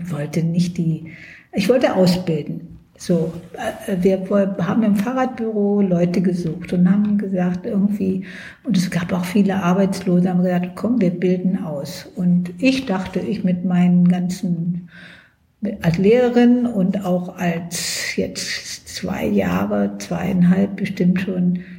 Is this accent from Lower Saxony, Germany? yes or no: yes; Lower Saxony, Germany; now in Berlin, Germany; Ich war ja, ich bin in Niedersachsen aufgewachsen.